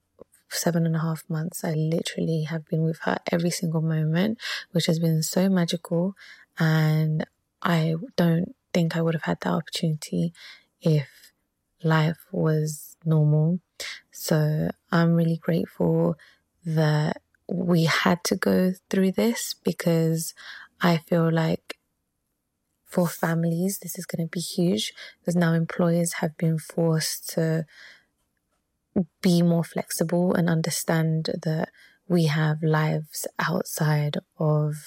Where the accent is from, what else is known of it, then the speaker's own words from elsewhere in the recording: London, United Kingdom; moved away as an adult; also born or lived in Ecuador; now in San Francisco Bay Area, United States; I am from Ecuador. I grew up in London, and when I became an engineer, I moved to the Bay Area.